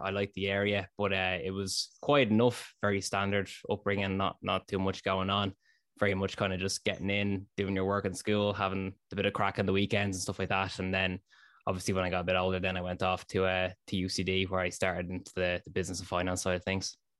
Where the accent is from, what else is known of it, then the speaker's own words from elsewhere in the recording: Dublin, Leinster, Ireland; also born or lived in North Inner City, Dublin; Born and raised in Ballantyre, Dublin, Ireland